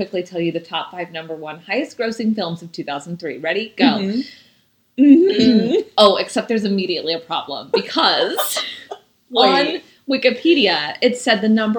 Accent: Indianapolis, Indiana, United States; moved away; I'm in Indianapolis visiting my hometown live from my sister's apartment

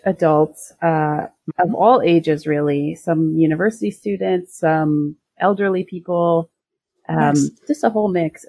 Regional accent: Ohio, United States; moved away as an adult; also born or lived in Siena, Italy / South Korea; now in Florence, Italy; I grew up in Ohio, actually. Mm-hmm. I moved here in 2016.

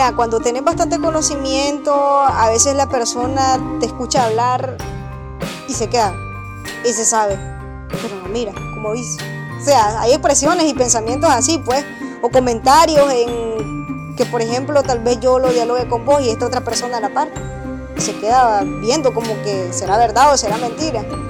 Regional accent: Potosí, Rivas, Nicaragua; soy del municipio de Potosí, departamento de Rivas

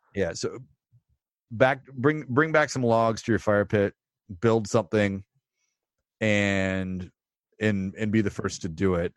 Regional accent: Texas, United States; I'm from Texas

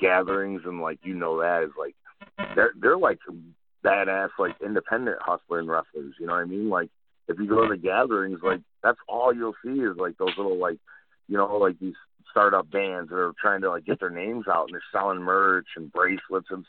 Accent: Detroit, Michigan, United States; I'm from Detroit

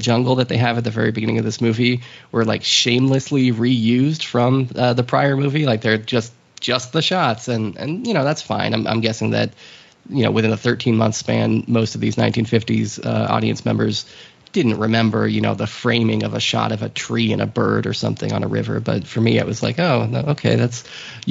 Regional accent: United States; I'm an American

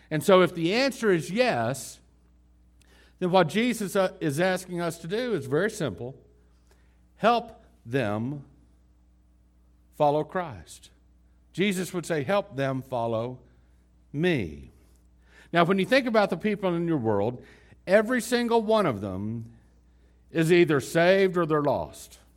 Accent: Dallas, Texas, United States; also born or lived in Houston / Lubbock; I grew up in the city. Lubbock is the smallest city I ever grew up in. You know, we moved from Houston to Lubbock and to, then to Dallas, Fort Worth.

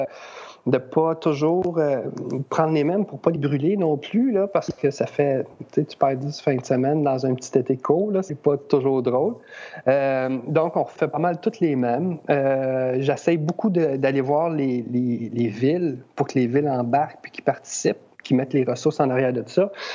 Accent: Rawdon, Quebec, Canada; je suis de Radun

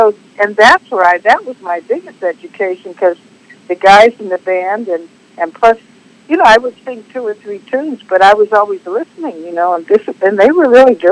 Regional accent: Youngstown, Ohio, United States; moved away as an adult; I'm from Youngstown, Ohio.

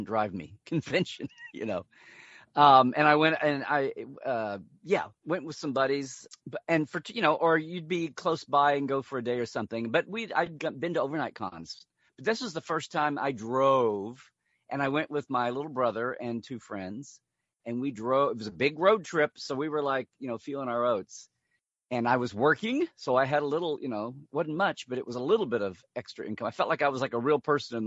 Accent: around Norman and Oklahoma City, Central Oklahoma, United States; I was growing up in Oklahoma, Central Oklahoma, around Norman and Oklahoma City

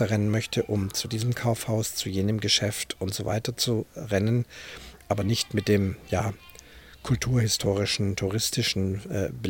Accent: Munich, Bavaria, Germany; born there; die auch ich als gebürtiger Münchner und jemand, der also auch in der Fußgängerzone sich in- und auswendig auskennt

